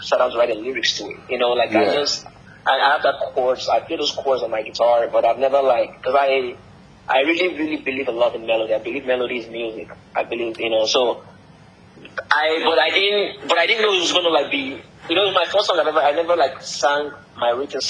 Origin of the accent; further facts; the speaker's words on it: Nigeria; moved away; growing up in Nigeria